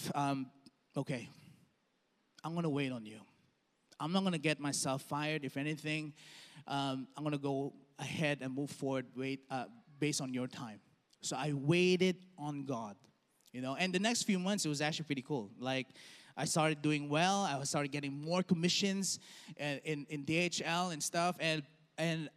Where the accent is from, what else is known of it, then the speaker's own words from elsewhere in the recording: Dubai, United Arab Emirates; I grew up in Dubai